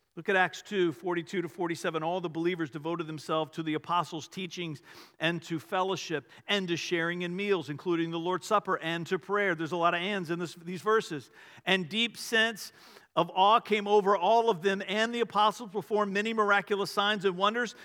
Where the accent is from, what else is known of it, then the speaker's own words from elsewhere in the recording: Richmond, Virginia, United States; I grew up outside of Richmond